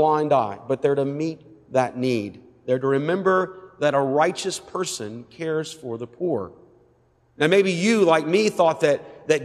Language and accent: English; West Georgia, United States; I'm from West Georgia